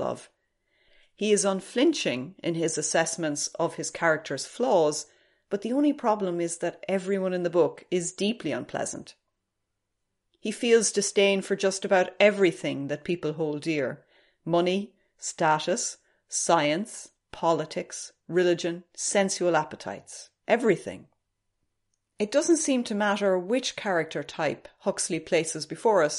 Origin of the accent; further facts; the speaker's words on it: Ireland; as an Irish person